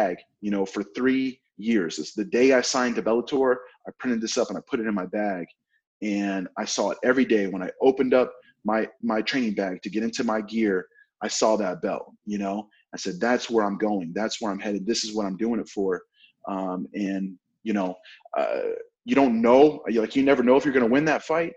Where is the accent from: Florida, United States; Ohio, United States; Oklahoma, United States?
Oklahoma, United States; I'm from Oklahoma